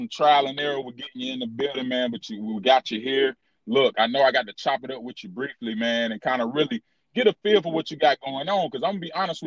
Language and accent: English; Charlotte, North Carolina, United States; I've been here my whole life